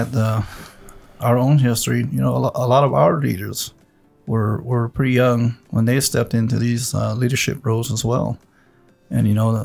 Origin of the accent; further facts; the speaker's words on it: Mescalero, New Mexico, United States; Grew up on Old Road